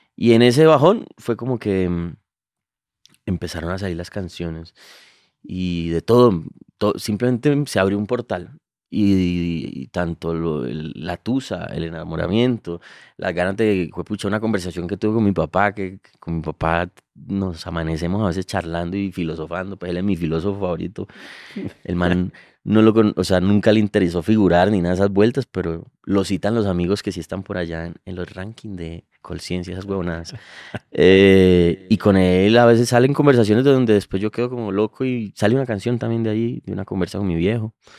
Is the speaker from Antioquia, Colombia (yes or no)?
no; Cali, Valle del Cauca, Colombia; creciendo en el Pacífico, en Cali, lo, vive desde niño